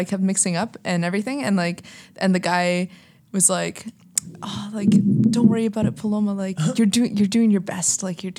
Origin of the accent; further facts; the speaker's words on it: Canada; first language English; I like grew up in Canada and like English is like basically my it's my first language.